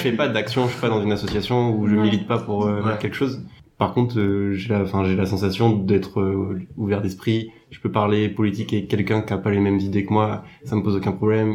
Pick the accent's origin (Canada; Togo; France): France; qu'on est français